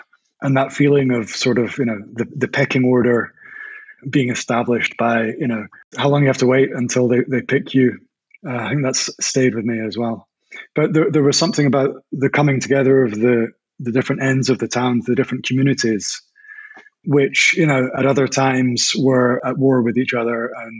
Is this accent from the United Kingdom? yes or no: yes; Stirling, Scotland, United Kingdom; moved away as an adult; also born or lived in Mexico City, Mexico / Latin America; now in Berlin, Germany; I grew up in Stirling, a small town in central Scotland.